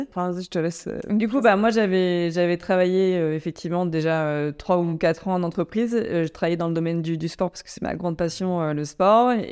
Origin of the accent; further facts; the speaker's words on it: Chinon, Centre-Val de Loire, France; on vient tous les deux de Chinon, en Indre-et-Loire